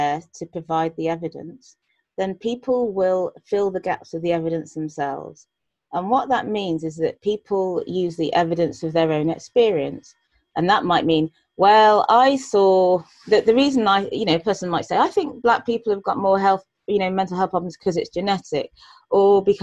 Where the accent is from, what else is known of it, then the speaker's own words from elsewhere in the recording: United Kingdom; I'm a black female, born and brought up in Britain